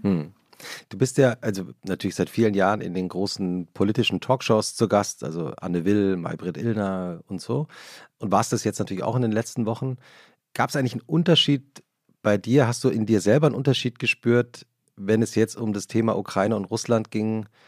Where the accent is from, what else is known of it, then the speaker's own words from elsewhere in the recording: Butzbach, Hesse, Germany; Ich bin ja ähm äh, in Butzbach zur Schule gegangen